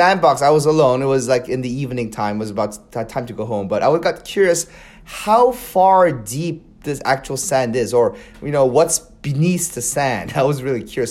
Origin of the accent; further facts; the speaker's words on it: Seoul, South Korea; moved away as an adult; also born or lived in Palos Verdes, California, United States / Wisconsin, United States / Virginia, United States; now in United States; I was born in Palos Verdes, California, near Los Angeles. Uh, but when I was three years old, our family moved to Seoul, South Korea, and I actually grew up in Korea.